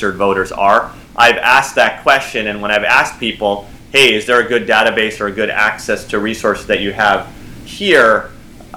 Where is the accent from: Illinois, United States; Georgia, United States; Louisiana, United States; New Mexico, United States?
Illinois, United States; Libertyville; moved away; also born or lived in Lake Forest, Illinois / Aurora, Illinois / California; my home state is Illinois. That's where I grew up